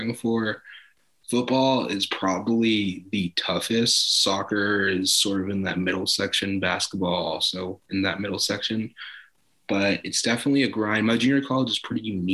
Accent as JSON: {"language": "English", "town": "Los Angeles", "region": "California", "country": "United States", "said": "I'm from South"}